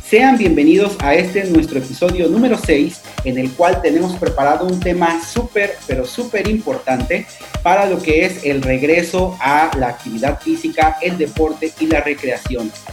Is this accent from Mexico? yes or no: yes; Mexico; sociedad mexicana